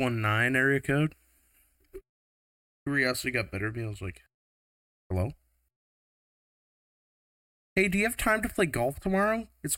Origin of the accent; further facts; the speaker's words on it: Taiwan; moved away as an adult; now in United States; I am from Taiwan. I've been living in the U.S. for 3 years now.